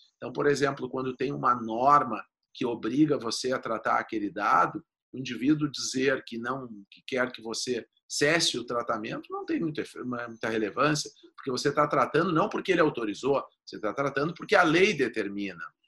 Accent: Rio Grande do Sul, Brazil; accent: gaúcho; eu sou gaúcho, meu, o meu sotaque logo me entrega

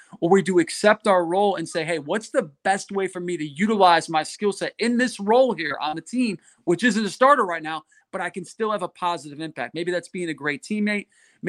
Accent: Connecticut, United States; I grew up in Connecticut in the Northeast playing baseball.

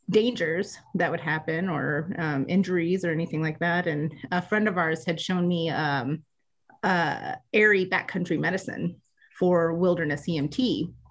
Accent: Georgia, United States; born there; I was born in North Georgia. My parents were military

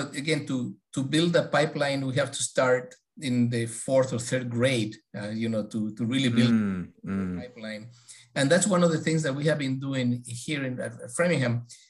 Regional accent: Ecuador; born there; I was born in Ecuador.

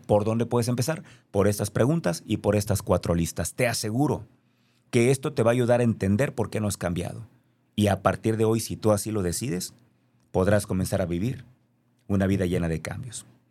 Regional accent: Mexico; Yo soy mexicano, nací aquí, no lo puedo cambiar.

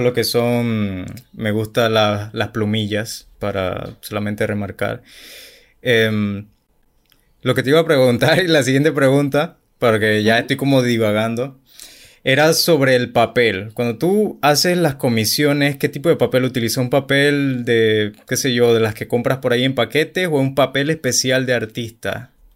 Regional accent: Chiriquí, Panama; Yo no soy de la capital, yo soy de Chiriquí

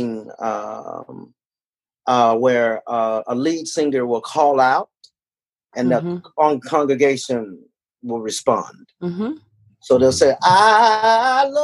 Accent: Arkansas Delta, United States; I was raised in Arkansas Delta

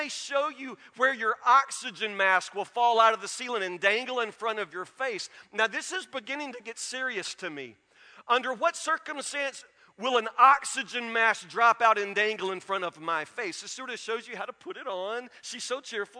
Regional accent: Matlock, United States; I grew up in Matlock.

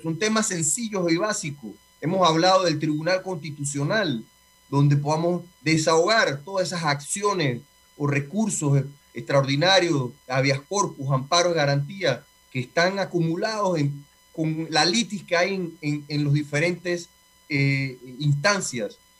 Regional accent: Panama

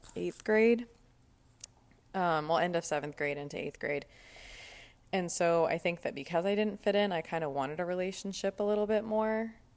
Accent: Cherry Hill, New Jersey, United States; also born or lived in Woodward, Oklahoma; I was born in Woodward, Oklahoma. And whenever I was three, I moved to Cherry Hill, New Jersey.

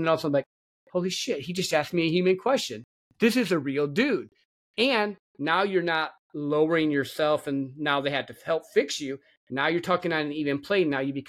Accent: Midwest, United States; Because I grew up in the Midwest, and you got two emotions, anger and laughter.

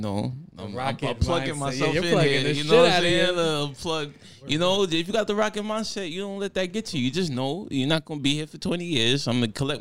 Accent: New York City, New York, United States; I'm from Queens

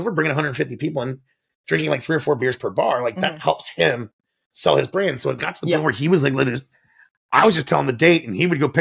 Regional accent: Annapolis, Maryland, United States; moved away as an adult; now in Mount Pleasant, United States; I'm from the Mount Pleasant of Annapolis

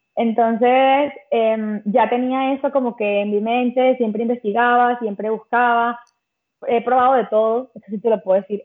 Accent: Caracas, Capital District, Venezuela; moved away as an adult; also born or lived in Malta; now in Spain; yo soy de Caracas

